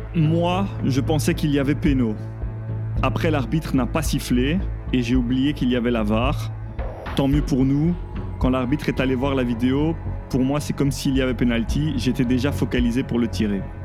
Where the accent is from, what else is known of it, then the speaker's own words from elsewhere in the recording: Belgium; je suis belge